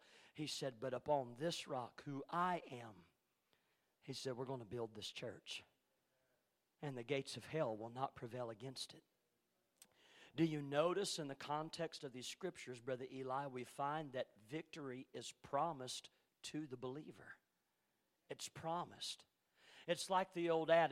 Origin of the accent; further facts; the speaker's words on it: Ellsinore, Missouri, United States; around my hometown in Missouri, in Elsinore, the little community of Elsinore